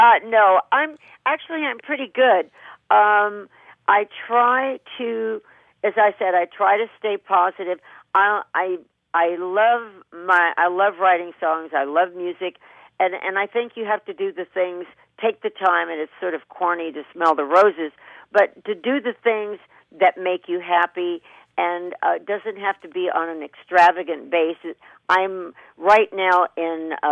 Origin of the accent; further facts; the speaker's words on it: Kentucky, United States; growing up in Kentucky with cornfields and wheat fields